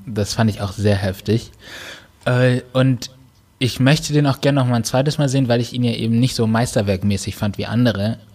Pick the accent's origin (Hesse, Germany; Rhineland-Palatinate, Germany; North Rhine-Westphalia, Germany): North Rhine-Westphalia, Germany; moved away as an adult; also born or lived in Baden-Württemberg; now in Cologne, Germany; bin zurück in meine Heimat, äh, gegangen, nach N R